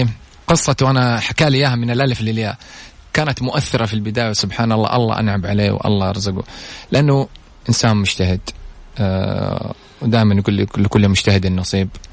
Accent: Saudi Arabia; هنا عندنا في السعودية

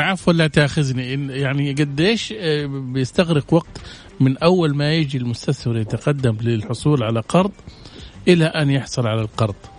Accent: Saudi Arabia; عندنا في السعودية

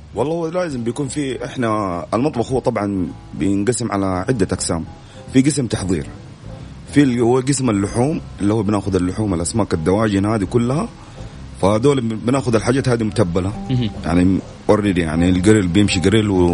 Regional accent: Saudi Arabia; إحنا كشباب سعوديين

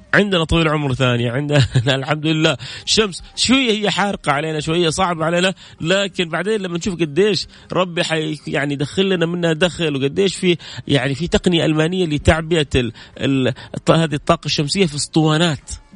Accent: Jeddah, Makkah Province, Saudi Arabia; انا من جده

